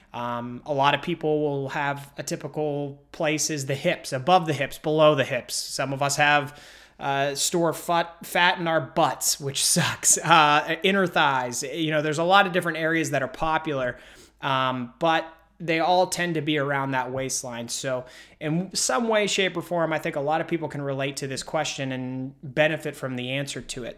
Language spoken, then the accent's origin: English; Pittsburgh, Pennsylvania, United States; I'm from Pittsburgh